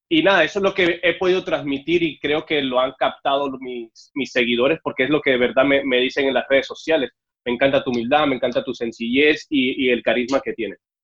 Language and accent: Spanish; Mexico City, Mexico; moved away as an adult; also born or lived in Cuba / Veracruz / Yucatán / Sinaloa; now in United States; yo soy cubano, lo que pasa es que me fui de Cuba a los siete años para, la Ciudad de México y ahí fue donde crecí